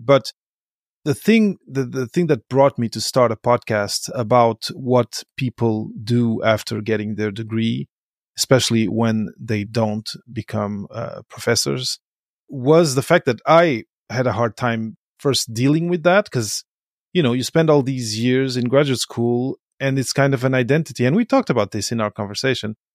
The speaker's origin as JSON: {"language": "English", "country": "Portugal", "tie": "born or raised there", "also_born_or_lived": "Belgium", "moved": "as an adult", "said": "I come from Portugal, uh, I was born in Belgium, grew up in Portugal"}